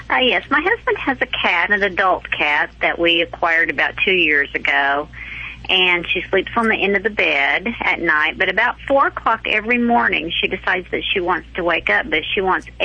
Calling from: Oklahoma, United States; Uh, Oklahoma.

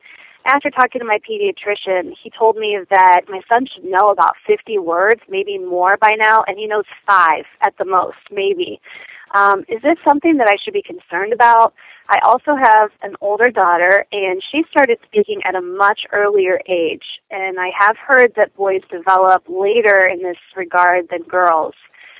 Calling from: Fort Myers, Florida, United States; I'm calling from Fort Myers, Florida.

